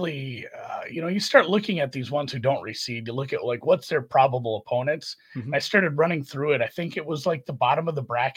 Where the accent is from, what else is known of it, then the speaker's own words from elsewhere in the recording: Minnesota, United States; I'm from Minnesota